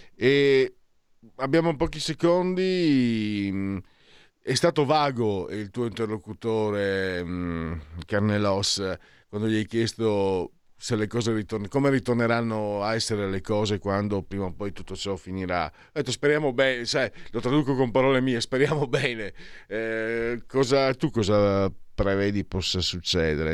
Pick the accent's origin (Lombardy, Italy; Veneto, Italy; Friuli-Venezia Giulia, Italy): Friuli-Venezia Giulia, Italy; io vengo dal Friuli